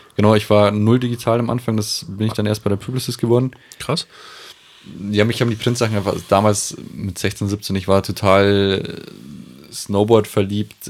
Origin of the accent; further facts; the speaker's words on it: Aichach, Bavaria, Germany; moved away; Wir sind ursprünglich aus Eichach.